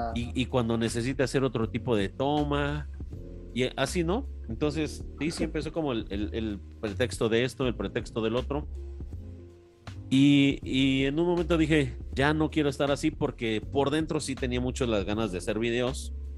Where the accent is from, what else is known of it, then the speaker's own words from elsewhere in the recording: Mexico City, Mexico; now in Querétaro, Mexico; yo, yo, yo crecí en barrio, soy de la Ciudad de México yo crecí en una colonia popular de barrio